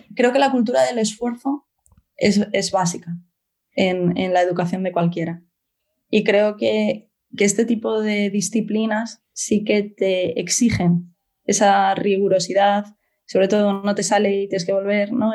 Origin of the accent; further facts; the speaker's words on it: Oviedo, Asturias, Spain; moved away as an adult; Yo nací en Oviedo y estuve en Oviedo hasta los 20 y algo